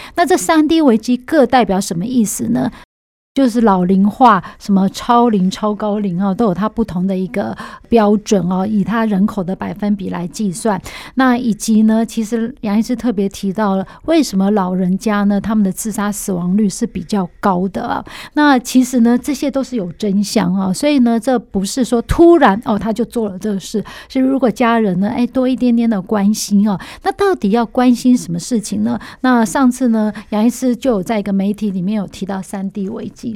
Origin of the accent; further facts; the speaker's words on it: Taiwan; 我们台湾人的平均寿命